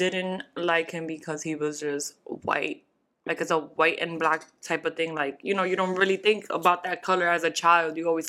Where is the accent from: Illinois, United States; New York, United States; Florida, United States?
New York, United States; As a New Yorker, when I went to school here.